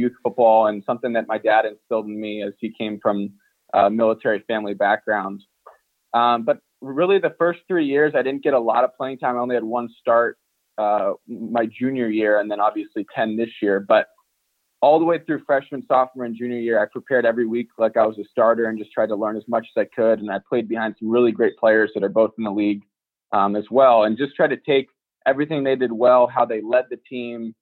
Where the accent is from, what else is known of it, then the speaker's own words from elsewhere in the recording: Danville, California, United States; moved away as an adult; also born or lived in Oakland; I went to a suburban high school in my hometown of Danville